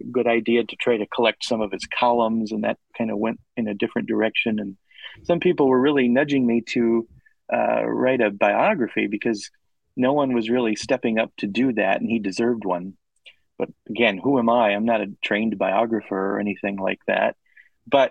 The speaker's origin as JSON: {"language": "English", "region": "Northwest Indiana", "country": "United States", "tie": "born or raised there", "said": "I grew up in Northwest Indiana, so I was just in the outskirts of Chicago"}